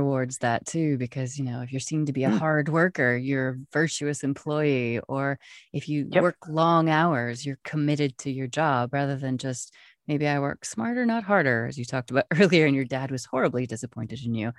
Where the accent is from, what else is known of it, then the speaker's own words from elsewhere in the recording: Wyoming, United States; I come from cowboy country. I come from Wyoming